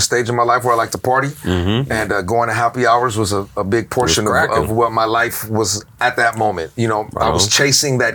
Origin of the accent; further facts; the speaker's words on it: Daly City, California, United States; technically I'm from Daly City